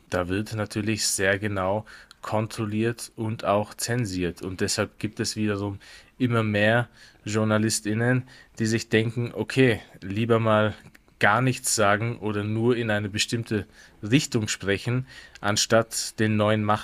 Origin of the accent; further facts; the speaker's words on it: Afghanistan; now in Germany; dann wurde ich nur als Afghane wahrgenommen, ausschließlich als Afghane.